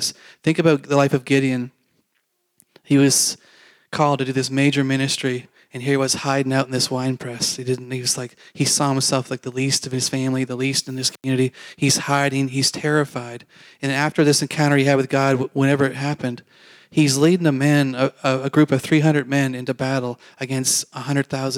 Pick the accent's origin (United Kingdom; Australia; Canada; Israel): Canada; moved away; I grew up in Canada